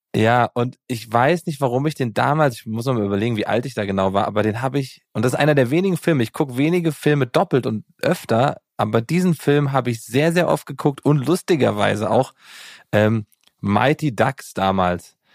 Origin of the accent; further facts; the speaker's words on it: Gießen, Hesse, Germany; ich komme ja aus Gießen